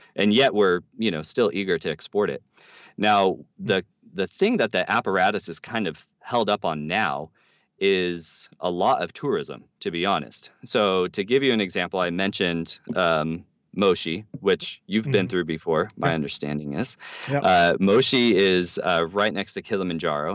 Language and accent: English; United States; we as American Christians